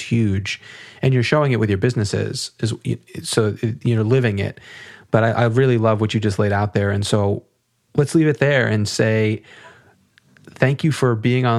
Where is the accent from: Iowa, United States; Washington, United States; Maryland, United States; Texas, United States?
Maryland, United States; I'm from Maryland